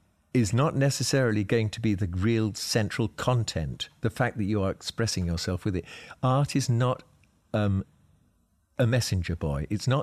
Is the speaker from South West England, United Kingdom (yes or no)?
no; South East England, United Kingdom; I mean, growing up in Sussex at that particular time, it was a fairly bohemian place.